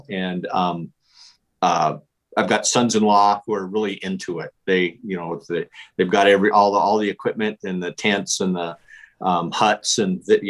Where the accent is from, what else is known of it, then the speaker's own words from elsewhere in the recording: Casper, Wyoming, United States; I was born in Casper, Wyoming, which is right in the center of it.